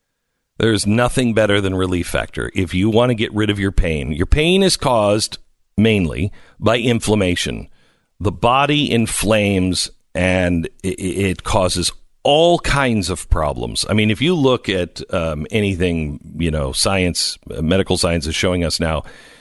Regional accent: Seattle, Washington, United States; I was talking about their 6 inches of snow, boo-hoo, and how, you know, I'm from Seattle, so back off.

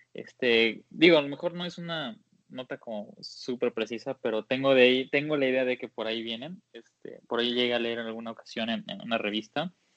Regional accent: Jalisco, Mexico; soy de Jalisco

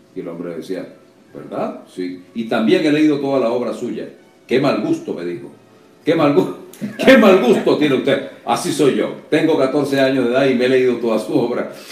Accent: Caracas, Miranda, Venezuela; moved away as an adult; now in Miami, United States; en Altamira o en Cebucán, donde me crié

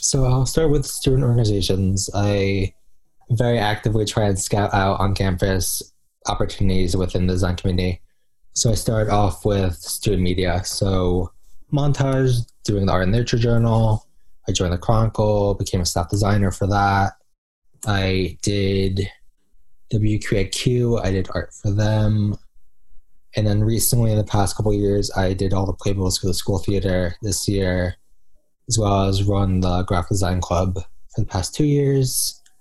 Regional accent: New Jersey, United States; I am from New Jersey

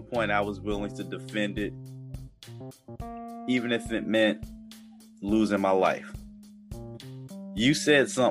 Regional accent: New Jersey, United States; I was born in Jersey

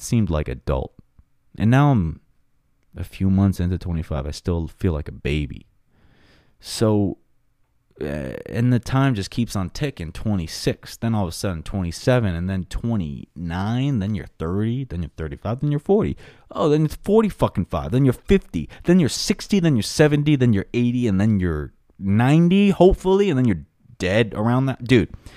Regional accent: Long Island, New York, United States; my hometown of Long Island, New York

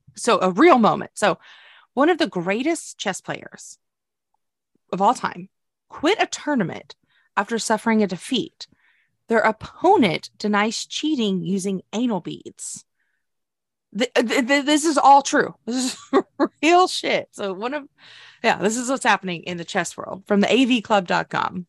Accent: United States; we're American

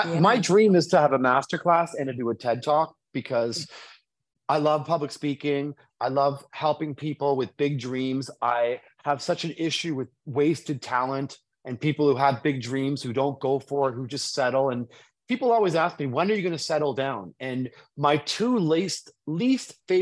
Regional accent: Toronto, Ontario, Canada; my hometown of Toronto

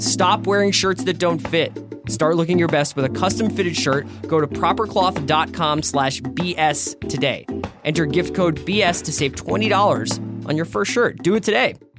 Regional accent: Philadelphia, Pennsylvania, United States; I'm from a little little ha- little tucked in neighborhood called Fairmount

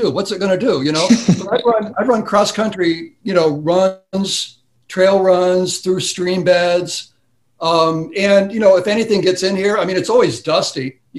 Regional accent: Wisconsin, United States; You know, I'm from Wisconsin, so they

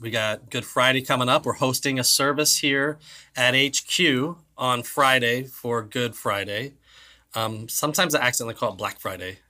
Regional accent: Ireland; I'm Irish

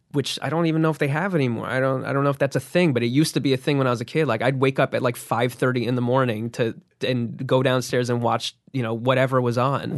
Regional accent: New Jersey, United States; I grew up in New Jersey.

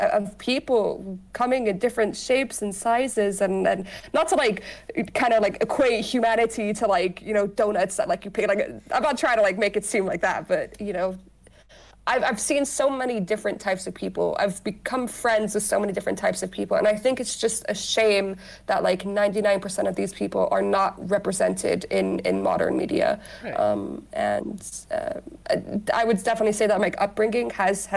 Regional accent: Dubai, United Arab Emirates; also born or lived in United States; I was born in America, but I mainly grew up in Dubai

